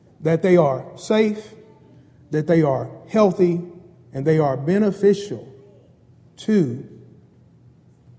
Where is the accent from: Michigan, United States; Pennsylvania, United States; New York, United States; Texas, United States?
Texas, United States; Bryan; I grew up in Bryan, Texas, a very small town in Brazos Valley, and I consider myself a country boy.